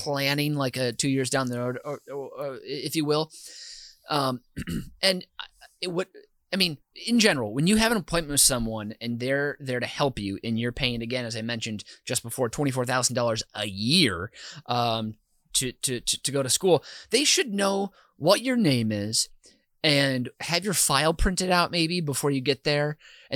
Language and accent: English; Minnesota, United States; as a Minnesotan